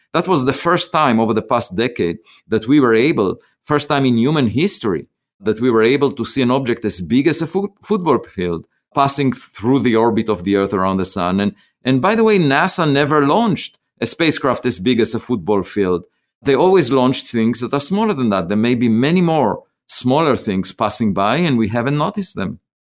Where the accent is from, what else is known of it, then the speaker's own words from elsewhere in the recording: Israel; moved away as an adult; now in United States; I grew up in Israel, I was, uh, drafted to the military